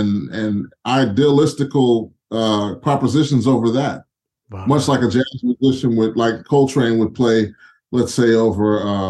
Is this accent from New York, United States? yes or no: no; Houston, Texas, United States; I'm from Houston originally.